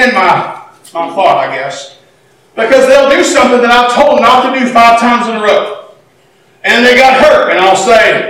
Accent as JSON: {"language": "English", "country": "United States", "said": "I'm American"}